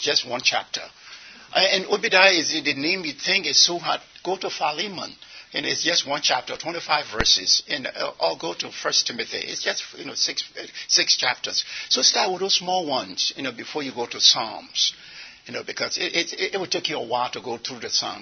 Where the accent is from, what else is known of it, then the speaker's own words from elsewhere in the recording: Liberia; now in United States; I'm from Liberia